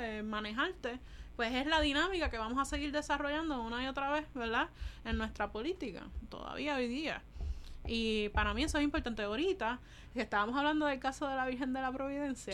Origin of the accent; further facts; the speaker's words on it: Puerto Rico; nosotros los necesitábamos como puertorriqueños